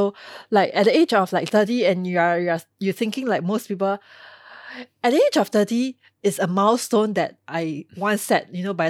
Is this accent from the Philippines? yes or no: no; Singapore; being a Singaporean and being versed in Mandarin, being bilingual